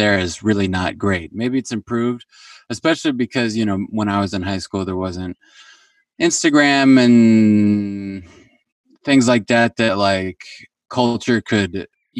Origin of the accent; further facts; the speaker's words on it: New Haven, Connecticut, United States; also born or lived in Brooklyn, New York; now in Los Angeles, United States; I grew up about 2 hours east of New York, in a suburb of New Haven, Connecticut